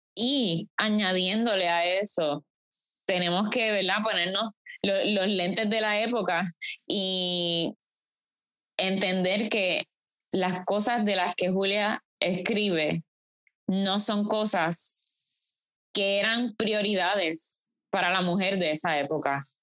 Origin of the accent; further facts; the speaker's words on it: Puerto Rico; mucho de lo que somos como puertorriqueños